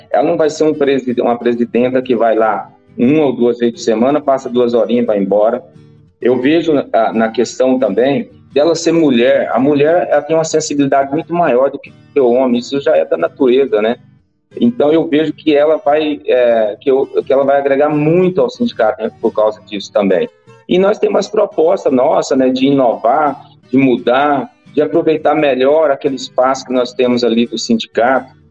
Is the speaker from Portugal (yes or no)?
no; Rio Verde, Goiás, Brazil; Sou daqui de Rio Verde